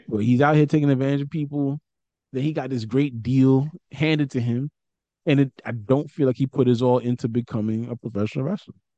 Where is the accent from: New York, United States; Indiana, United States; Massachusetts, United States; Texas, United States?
New York, United States; New York City; I'm from Brooklyn